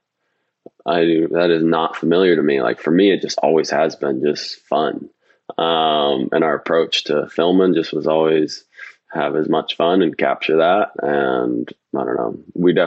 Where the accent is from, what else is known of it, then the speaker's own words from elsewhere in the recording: Bellingham, Washington, United States; growing up in Bellingham